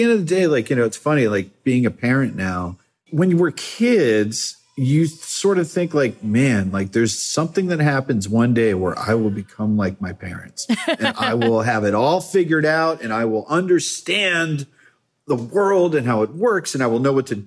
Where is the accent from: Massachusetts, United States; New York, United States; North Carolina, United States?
Massachusetts, United States; moved away as an adult; also born or lived in Baltimore / California; I grew up in Massachusetts